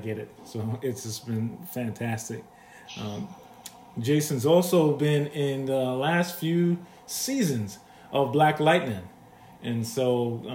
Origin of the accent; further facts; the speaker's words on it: New York, United States; growing up in New York